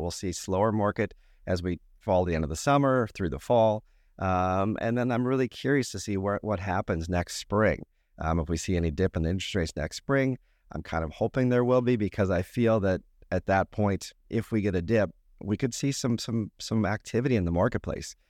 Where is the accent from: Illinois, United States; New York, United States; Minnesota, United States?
Minnesota, United States; moved away; born and raised in Minnesota